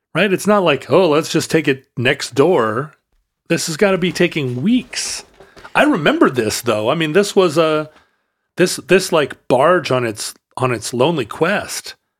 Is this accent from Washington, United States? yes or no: yes; Kingston, Washington, United States; growing up in Puget Sound as a kid, uh, we lived over in Kingston, Washington, when I was little